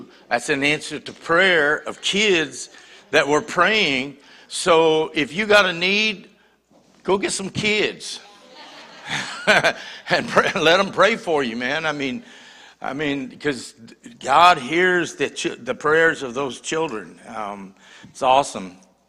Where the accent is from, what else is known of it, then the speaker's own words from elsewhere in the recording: Boston, Massachusetts, United States; also born or lived in New Hampshire; I lived in New Hampshire. I'm from the Northeast. I was born in Boston.